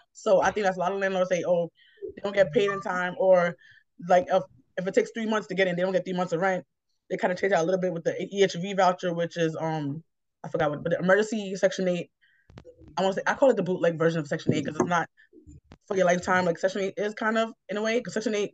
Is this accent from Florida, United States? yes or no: no; New York City, New York, United States; also born or lived in Bronx, New York / Manhattan, New York; I grew up in Queens